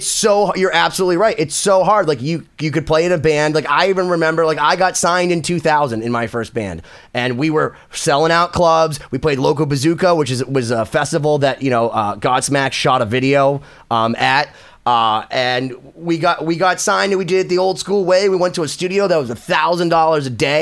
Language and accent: English; Boston, Massachusetts, United States; I'm from Boston